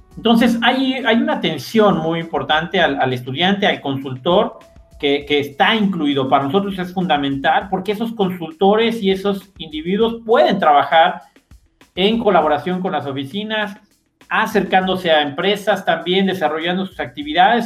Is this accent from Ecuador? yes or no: no; Ixmiquilpan, Hidalgo, Mexico; Yo crecí en Ixmiquilpan, estuve prácticamente ahí viviendo 18 años